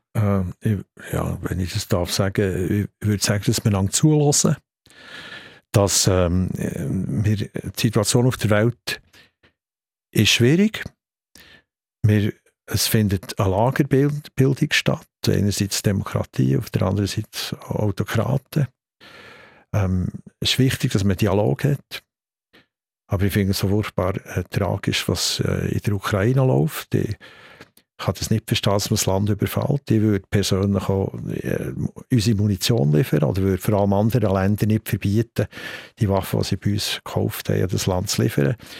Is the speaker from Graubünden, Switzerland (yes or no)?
no; Bern, Switzerland; weil ich Berner bin.